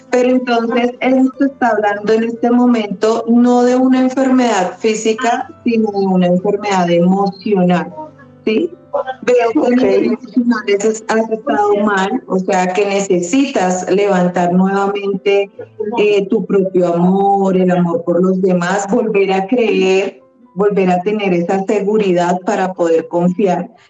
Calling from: Manizales, Caldas, Colombia; De Manizales.

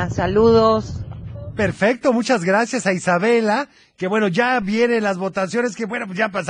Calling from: Guadalajara, Jalisco, Mexico; Hola, soy … de Guadalajara.

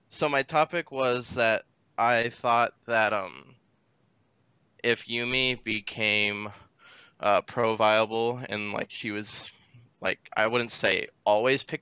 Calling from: Newton, Iowa, United States; Uh, Newton, Iowa.

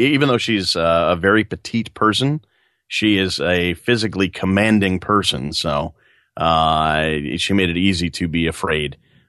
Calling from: New York, United States; I am just outside New York City right now, sitting in a chair, and there's a lawnmower outside, so it's very bucolic.

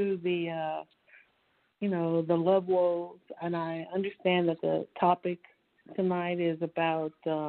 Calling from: Dallas, Texas, United States; I'm calling from Dallas, Texas.

